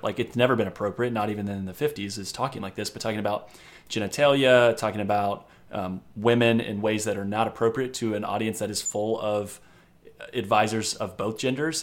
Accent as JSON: {"language": "English", "region": "Indiana", "country": "United States", "tie": "born or raised there", "said": "my home state of Indiana"}